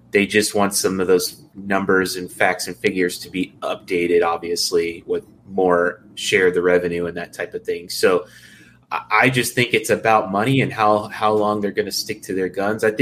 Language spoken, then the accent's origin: English; Houston, Texas, United States; now in Seattle, United States; I'm actually an Astros fan, and I'm from Houston.